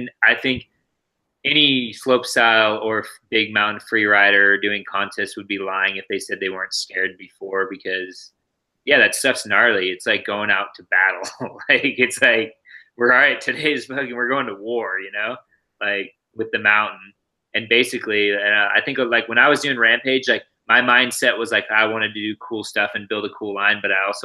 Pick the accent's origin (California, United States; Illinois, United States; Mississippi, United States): California, United States; Santa Rosa; also born or lived in Santa Cruz; growing up in Santa Rosa